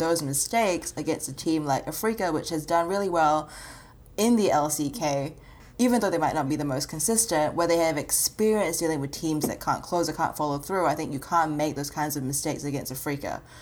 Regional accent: Australia; Look, Amanda, I know I'm Australian

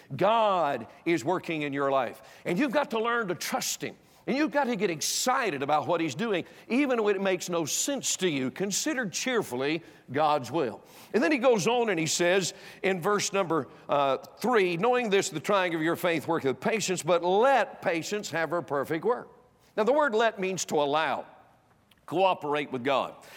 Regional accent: North Carolina, United States; moved away; I was born and raised in North Carolina

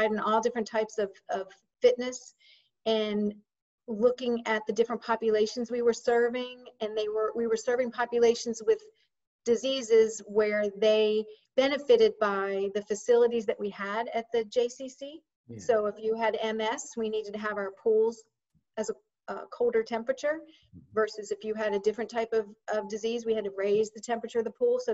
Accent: Baltimore, Maryland, United States; moved away as an adult; also born or lived in Florida / Kentuckiana; now in Virginia, United States; Grew up in Baltimore and lived most of my adult life in Florida

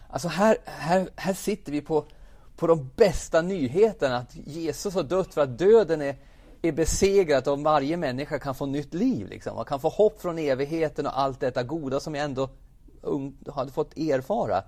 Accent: Jämtland, Sweden; now in Karlstad, Sweden; min uppväxt är som sagt uppe i Jämtland

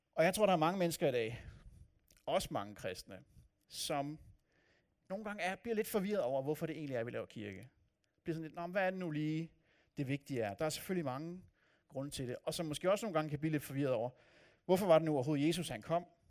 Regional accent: north of Copenhagen, Capital Region of Denmark, Denmark; now in Odense, Denmark; Jeg voksede op nord for København, og opfatter mig selv som københavner

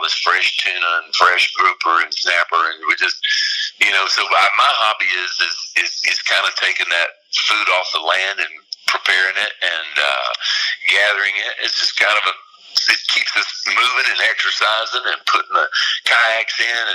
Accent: Florida, United States; moved away as an adult; I love living down here in my home state of Florida. I just moved back about 3 years ago, and I am an old sea salt, you know, old Florida Gulf Coast

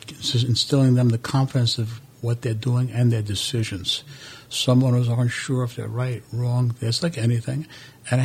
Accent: New York City, New York, United States; moved away as an adult; also born or lived in Italy; I was born in Brooklyn, New York. I went to school, raised over there, finished everything

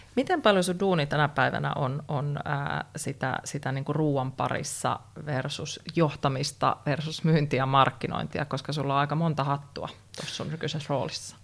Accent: North Karelia, Finland; Mä oon kotoisin Pohjois-Karjalasta

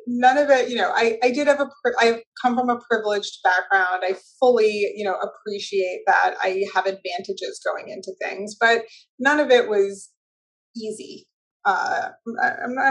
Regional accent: Weston, Massachusetts, United States; also born or lived in Sharon, Massachusetts; I lived in Weston until I was in the middle of my sophomore year of high school, and then we moved down to Sharon.

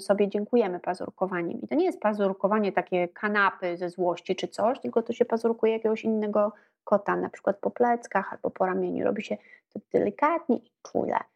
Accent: Warsaw, Masovian Voivodeship, Poland; Ja się e, urodziłam i wychowałam w Warszawie

